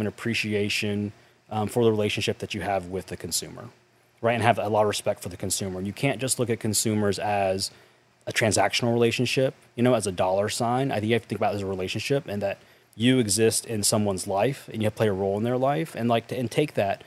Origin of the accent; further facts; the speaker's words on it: North Carolina, United States; I grew up in North Carolina in a small town